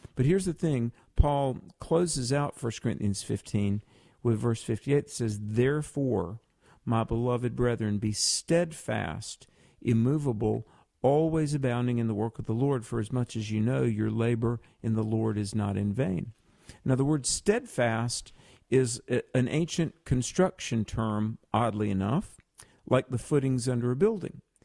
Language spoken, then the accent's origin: English; North Carolina, United States; my home state of North Carolina